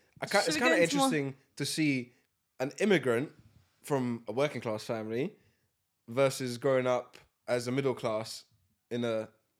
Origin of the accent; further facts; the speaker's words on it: England, United Kingdom; Oh, we're so English.